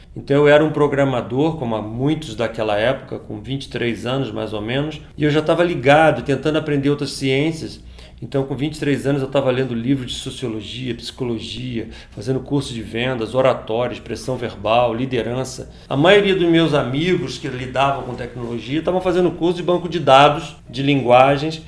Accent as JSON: {"language": "Portuguese", "town": "Teresópolis", "region": "Rio de Janeiro", "country": "Brazil", "tie": "born or raised there", "said": "Estudei em colégio público minha vida inteira. Eu estudei aqui na cidade, aqui em Teresópolis"}